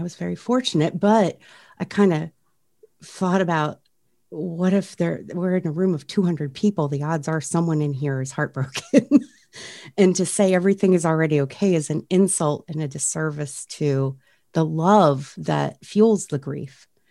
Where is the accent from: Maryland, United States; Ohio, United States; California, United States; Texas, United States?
Maryland, United States; Frederick; there was a program right here in my hometown uh, of Frederick, Maryland